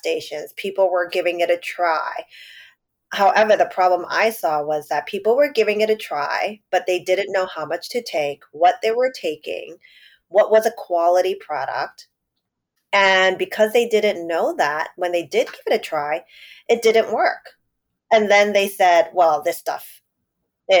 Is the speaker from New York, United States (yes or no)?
yes; New York City, New York, United States; I grew up in Chinatown. And now I live in Lower East Side